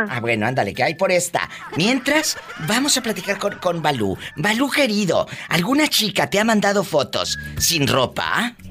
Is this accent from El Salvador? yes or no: no; Los Algodones, Baja California, Mexico; Yo soy de LA, mi diva, LABC. En Baja California.